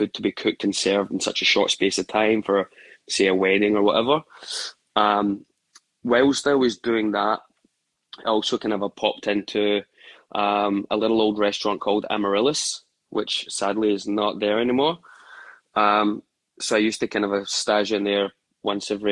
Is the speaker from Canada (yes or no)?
no; Glasgow, Scotland, United Kingdom; moved away as an adult; also born or lived in Australia; now in New York, United States; growing up in Glasgow